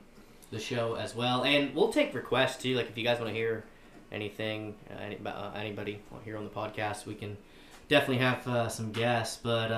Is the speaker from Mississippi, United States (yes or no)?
no; Pennsylvania, United States; moved away as an adult; now in Florida, United States; I'm originally from Pennsylvania. Moved to Florida here recently